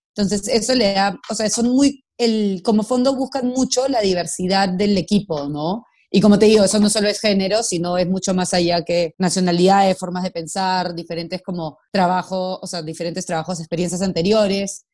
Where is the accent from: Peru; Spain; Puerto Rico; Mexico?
Peru; yo soy peruana